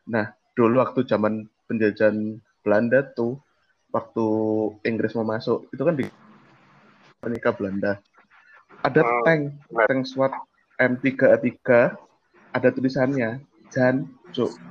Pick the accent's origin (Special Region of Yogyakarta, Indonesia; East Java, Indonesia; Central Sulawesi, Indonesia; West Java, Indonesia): East Java, Indonesia; Surabaya; ada aku asli Surabaya